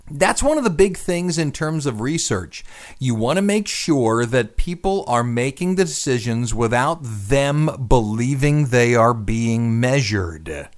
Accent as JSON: {"language": "English", "town": "Cleveland", "region": "Ohio", "country": "United States", "tie": "born or raised there", "said": "Cleveland because that's my hometown"}